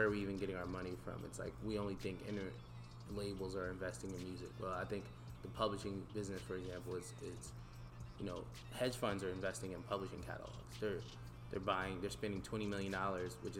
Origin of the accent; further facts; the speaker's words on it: Voorhees, New Jersey, United States; also born or lived in Camden, New Jersey / Sicklerville, New Jersey; I'm from South Jersey, right across the bridge from Philly